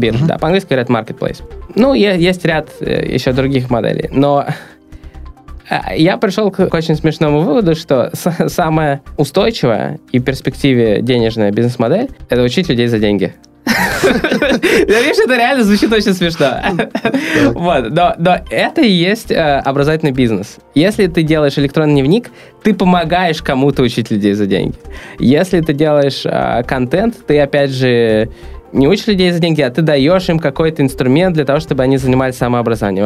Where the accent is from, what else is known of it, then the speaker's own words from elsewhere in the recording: Saint Petersburg, Russia; also born or lived in Los Angeles, United States / San Francisco Bay Area, United States; Я родился в Питере. А, мне 28 лет. И до 23 лет я жил в Питере